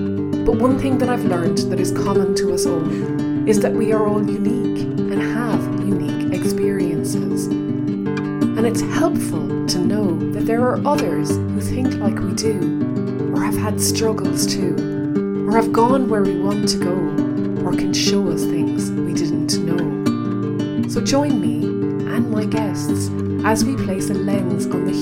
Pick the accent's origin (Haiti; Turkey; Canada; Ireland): Ireland; County Kerry; now in England, United Kingdom; I'm from County Kerry. I live in England